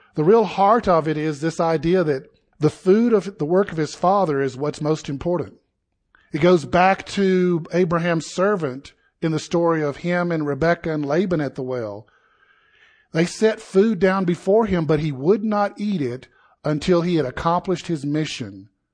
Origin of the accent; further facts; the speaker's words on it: South Carolina, United States; moved away as an adult; now in Colorado, United States; I was born and raised in South Carolina